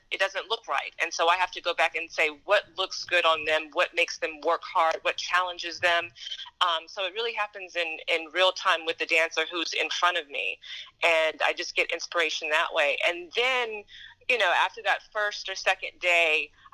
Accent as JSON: {"language": "English", "town": "Huntsville", "region": "Alabama", "country": "United States", "moved": "yes", "said": "I'm originally from Huntsville, Alabama"}